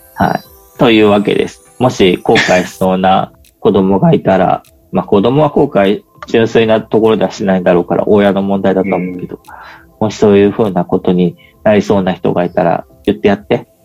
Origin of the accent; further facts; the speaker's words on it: Yamanashi, Japan; 山梨の中の、そういうちょっと勉強する学校にいて